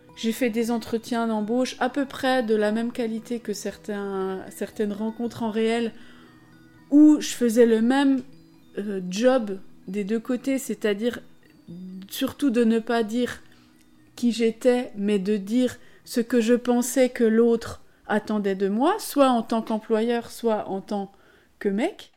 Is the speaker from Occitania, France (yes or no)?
no; Besançon, Bourgogne-Franche-Comté, France